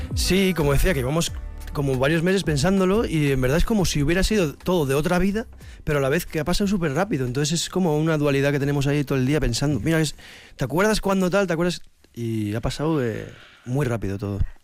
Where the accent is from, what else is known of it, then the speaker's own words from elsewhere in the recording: Vitoria-Gasteiz, Basque Country, Spain; moved away; somos de Vitoria, llevamos mucho tiempo fuera